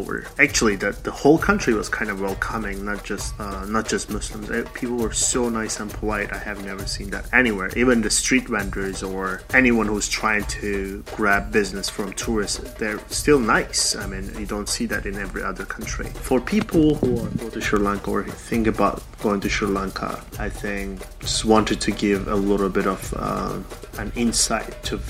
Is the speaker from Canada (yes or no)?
no; Turkey; now in Saudi Arabia; I am originally from Turkey, currently living in Saudi Arabia